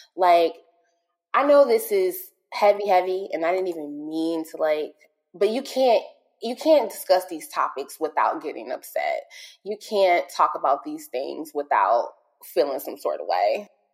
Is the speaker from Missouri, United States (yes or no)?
yes; St. Louis, Missouri, United States; moved away; I'm originally from St. Louis, um, and I lived in the area that um, all of this transpired